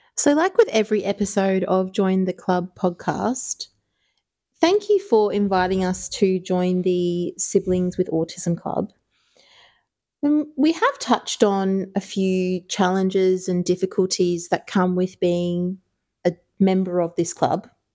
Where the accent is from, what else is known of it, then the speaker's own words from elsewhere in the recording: Ireland; I grew up in Ireland